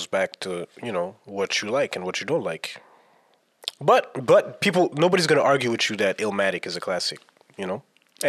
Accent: Montreal, Quebec, Canada; And as Montrealers, do you think we're more influenced by the East Coast? Like, meaning New York? Because I wasn't really influenced by that growing up. I was South through and through.

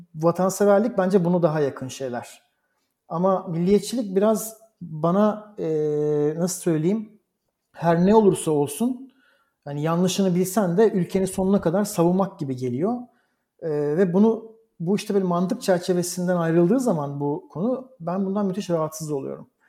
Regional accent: Istanbul, Turkey; moved away as an adult; also born or lived in Bergamo, Italy / Koblenz, Germany / Berlin, Germany; now in Rome, Italy; Türkiye'de doğmuş, İstanbul'da doğmuş bir insan olarak

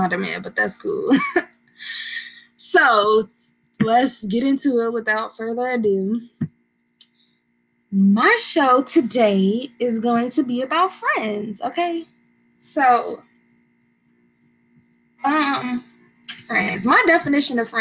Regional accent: Bourbonnais, Illinois, United States; I am from Bourbonnais, Illinois. This is a little suburb about 60 miles south of Chicago

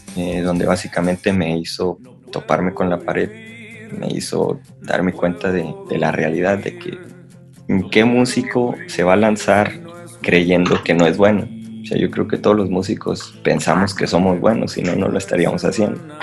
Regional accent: Piedras Negras, Coahuila, Mexico; moved away; las personas que somos de Piedras Negras y que hemos vivido en otras partes

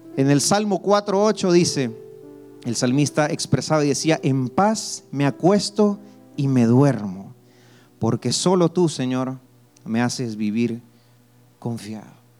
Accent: El Salvador; Yo soy del Salvador

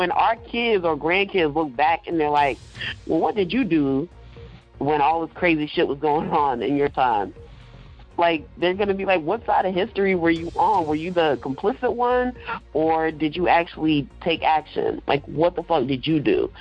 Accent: New York, United States; moved away; I was born in New York. I have family there

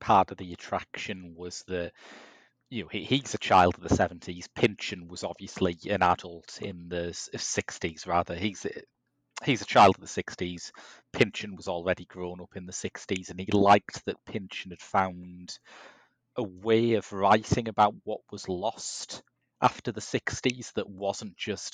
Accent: Middlesbrough, North East England, United Kingdom; growing up in Middlesbrough in the 80s

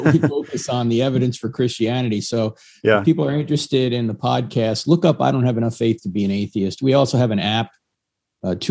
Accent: New Jersey, United States; I always believed in God growing up. In fact, I went to Catholic high school because I'm from New Jersey

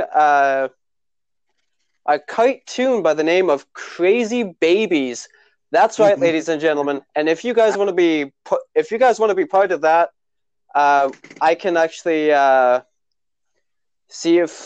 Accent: Tisdale, Saskatchewan, Canada; now in Saskatoon, Canada; My friends back in my hometown of Tisdale, Saskatchewan

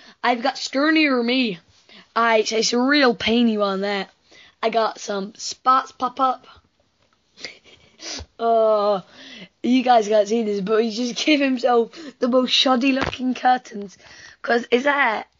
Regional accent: England, United Kingdom; We're English.

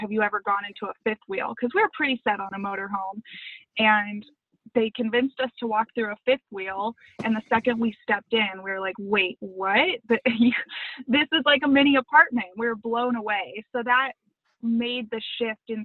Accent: Los Angeles, California, United States; moved away as an adult; also born or lived in San Diego / Simi Valley; I grew up in the Sunland area, and then I moved. I went to a private school there, and then I moved to Simi Valley for high school

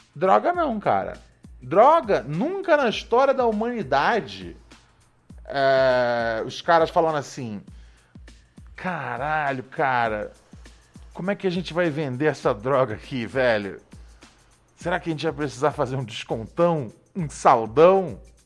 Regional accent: Rio de Janeiro, Brazil; eu cresci ali no Complexo do Alemão, na favelinha ali do Morro do Adeus

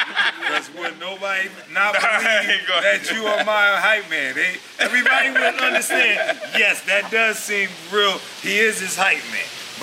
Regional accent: New Jersey, United States; We're from Jersey.

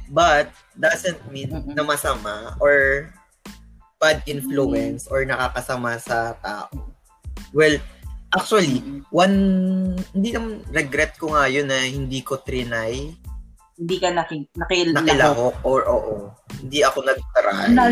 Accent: Rizal, Calabarzon, Philippines; from from Rizal ako, tapos nag sa Manila. And uwian ako every day. Two hours.

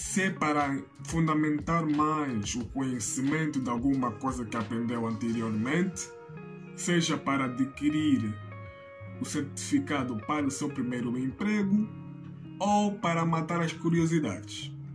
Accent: Angola; eu sou angolano

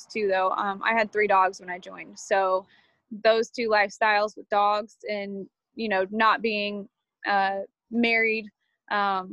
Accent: Indiana, United States; moved away as an adult; also born or lived in Columbus, Georgia; I was born in Indiana, raised in Indiana

